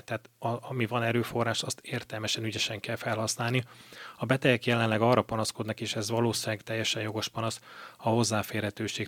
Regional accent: Miskolc, Borsod-Abaúj-Zemplén, Hungary; also born or lived in Cyprus; egy tengerparti városba kerültem Miskolciként

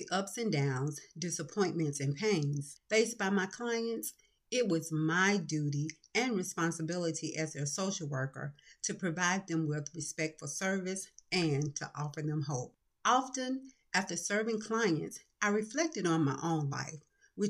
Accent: Atlanta, Georgia, United States; Growing up in Atlanta, Georgia, with my parents and sister

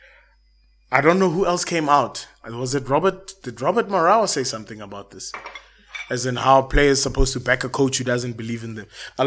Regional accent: South Africa; we are South African

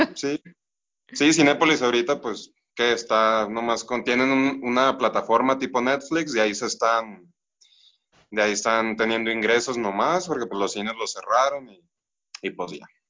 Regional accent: Los Mochis, Sinaloa, Mexico; moved away as an adult; now in Morelia, Mexico; vivo ahorita en Morelia, bueno, soy de Los Mochis, este Sinaloa

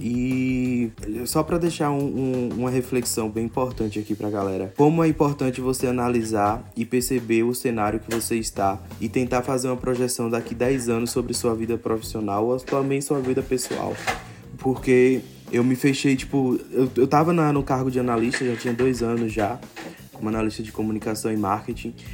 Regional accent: Morro do Chapéu, Bahia, Brazil; also born or lived in Salvador; eu sou da Bahia, mas nascido especificamente em, em Morro do Chapéu, né, na Chapada Diamantina.

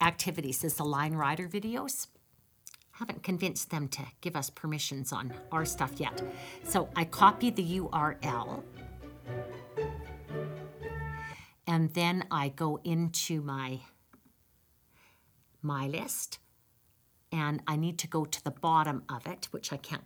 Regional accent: Campbell River, British Columbia, Canada; moved away as an adult; also born or lived in Victoria, British Columbia / Saskatchewan; now in Red Deer, Canada; I'm Canadian. I grew up in British Columbia in Campbell River, went to the University of Victoria, and then moved to Saskatchewan

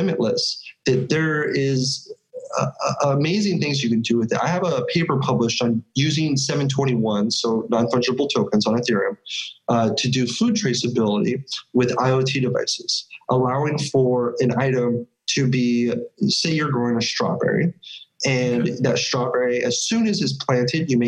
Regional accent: California, United States; I'm from California

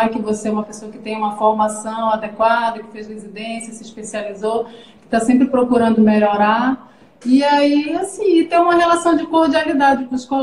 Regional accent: Amazonas, Brazil; born there; now in Pará, Brazil; eu nasci, na verdade, no Amazonas, mas já moro no Pará desde 1990

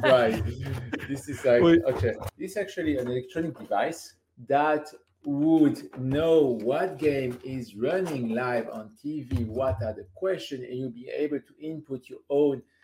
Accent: France; I'm from France

